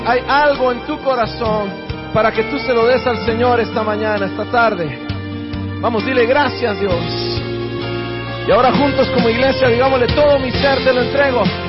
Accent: Guatemala; now in Miami, United States; Soy de Miami, originario de Guatemala.

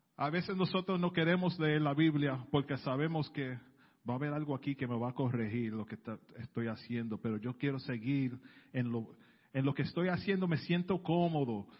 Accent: New York City, New York, United States; yo soy del Bronx

